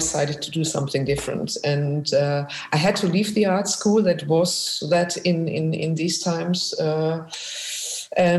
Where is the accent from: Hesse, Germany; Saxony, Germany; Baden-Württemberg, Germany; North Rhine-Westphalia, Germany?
North Rhine-Westphalia, Germany; Essen; accent: German; English is a second language; moved away as an adult; now in Amsterdam, Netherlands; I was born in Germany, really in the industrial part of Germany, right in the middle in Essen